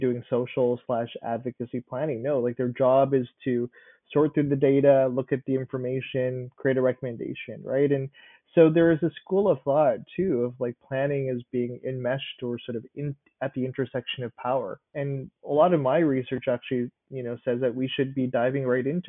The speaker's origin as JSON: {"language": "English", "town": "Winnipeg", "region": "Manitoba", "country": "Canada", "tie": "born or raised there", "said": "I was born and raised in Winnipeg"}